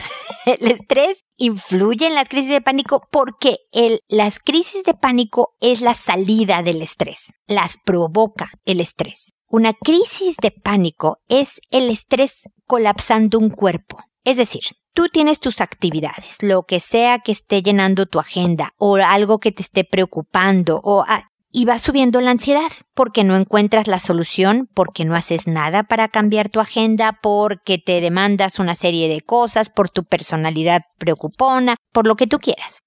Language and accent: Spanish; Mexico; moved away as an adult; now in Chile; estos dos países que quiero muchísimo porque es donde, bueno, nací uno y crecí y me casé y tuve hijos y demás. Es mi gran amor, mi patria querida